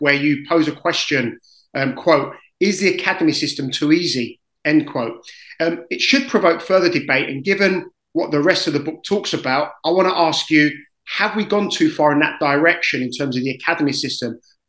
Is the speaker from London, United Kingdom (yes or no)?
yes; London, United Kingdom; As you know, I grew up in South London.